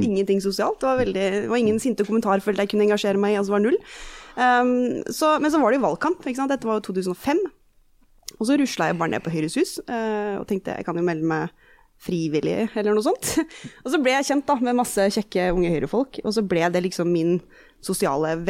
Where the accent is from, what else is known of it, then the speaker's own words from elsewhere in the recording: Eastern Norway, Norway; accent: Eastern Norwegian; also born or lived in United States; flytta vi overalt, mange år i USA og sånn, og de har alltid snakka østlandsk hjemme. Så det er der min dialekt er fra.